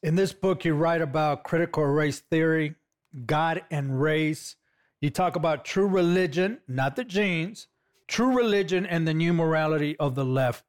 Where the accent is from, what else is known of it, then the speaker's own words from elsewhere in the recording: Los Angeles, California, United States; I'm a guy from East L A, California. I'm a former gang member from East L